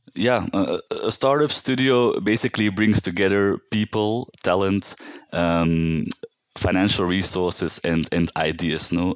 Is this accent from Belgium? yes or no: yes; Belgium; now in Uganda; I'm from Belgium. Uh, I live in Uganda now